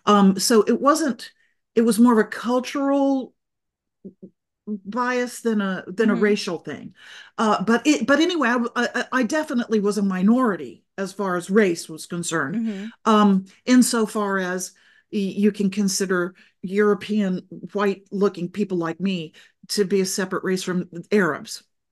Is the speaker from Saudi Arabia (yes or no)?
yes; Saudi Arabia; I had been living and growing up in Saudi Arabia, where I was a minority